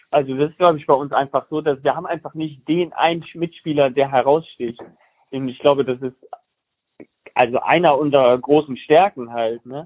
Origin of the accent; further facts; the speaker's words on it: Bonn, North Rhine-Westphalia, Germany; accent: Rhineland; ich komme ja aus Bonn, Köln so und ich bin Rheinländer, wenn man es nicht hört.